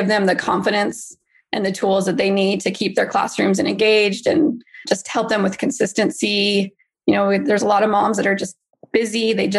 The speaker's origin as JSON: {"language": "English", "region": "Idaho", "country": "United States", "also_born_or_lived": "Utah", "moved": "as an adult", "lives_now": "Arizona, United States", "said": "No, I'm originally from Idaho, then lived in Utah for 10 years and then moved here about 3 years ago."}